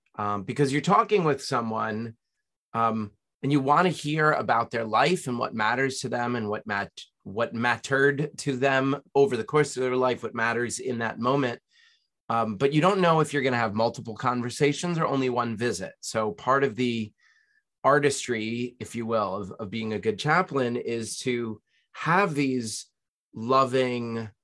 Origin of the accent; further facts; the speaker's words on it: Nyack, New York, United States; raised in Nyack, New York, little town north of New York City